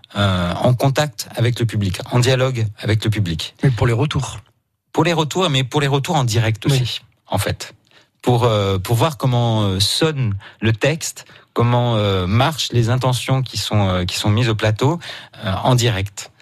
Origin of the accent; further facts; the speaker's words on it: Marseille, Provence-Alpes-Côte d'Azur, France; je suis né à Marseille, euh, je suis né en Provence